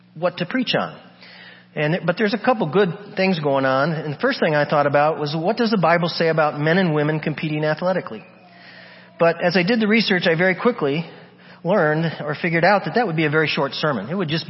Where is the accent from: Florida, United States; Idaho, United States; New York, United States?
New York, United States; Buffalo; When I was a little kid growing up in Buffalo, New York